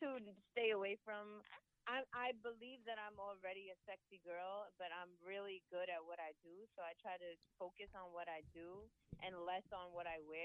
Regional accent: Rockland County, New York, United States; also born or lived in Mount Vernon, New York; I was born in Mount Vernon. That's near Yonkers. Mm-hmm. And I grew up in Rockland

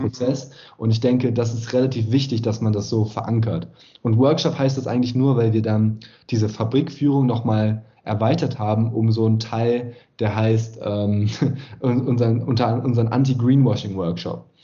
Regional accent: Oppenheim, Rhineland-Palatinate, Germany; in mein Heimatdorf Oppenheim am Rhein

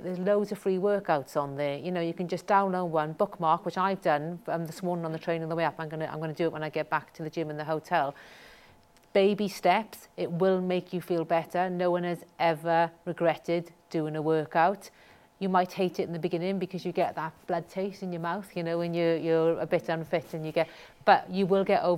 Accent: Wales, United Kingdom; I'm very proud of where I'm from. I think it sets me apart. I think it makes me unusual, not unique, because there's 8 million people in Wales

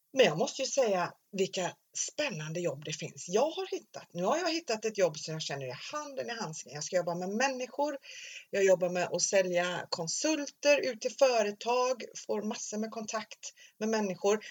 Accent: Stenungsund, Västra Götaland, Sweden; Jag var ju uppvuxen i Stenungsund

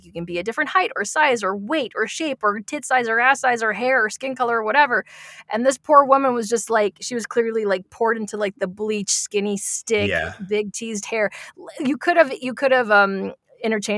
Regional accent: Las Vegas, Nevada, United States; I'm from Las Vegas

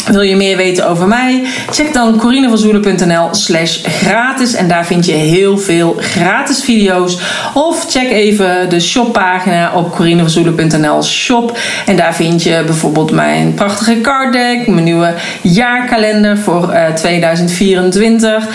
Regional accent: Oirschot, North Brabant, Netherlands; born there; En vandaar dat ik dus ook een aantal weken geleden naar Oorschot ben gereden in Brabant, de plek waar ik geboren ben.

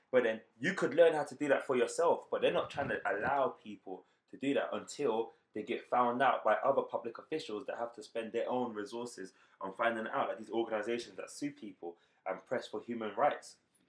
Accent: London, United Kingdom; interesting, because we're proper born and bred London. Like, it's a unique experience to be born and raised in London.

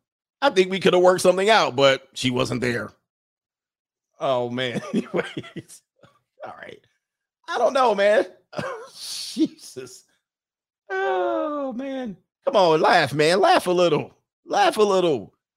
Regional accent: California, United States; I mean, we're out of town. We're from California. We got stuck out here.

